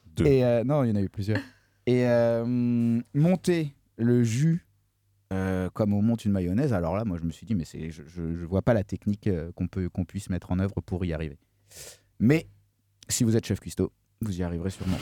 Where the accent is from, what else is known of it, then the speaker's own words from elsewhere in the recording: north-east France, France; now in Nantes, France; je suis originaire du, nord-est de la France